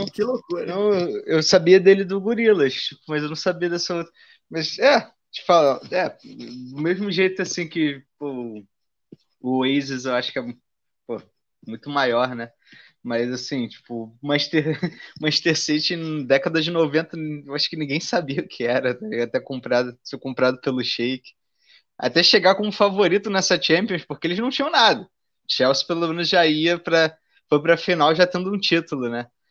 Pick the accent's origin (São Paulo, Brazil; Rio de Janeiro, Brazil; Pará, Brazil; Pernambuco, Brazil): Rio de Janeiro, Brazil; como carioca